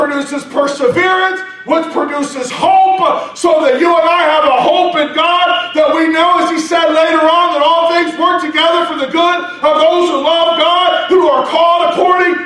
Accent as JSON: {"language": "English", "country": "United States", "said": "I'm spoiled American."}